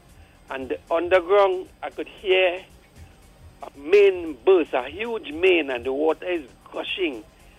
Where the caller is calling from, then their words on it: Chaguanas, Trinidad & Tobago; Mm-hmm. I'm calling from Shogunas here.